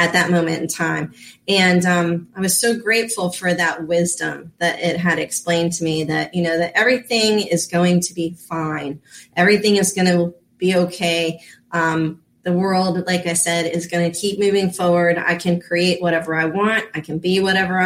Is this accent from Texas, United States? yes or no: no; Florida, United States; also born or lived in Reno, Nevada; I'm a Florida girl. I grew up in Florida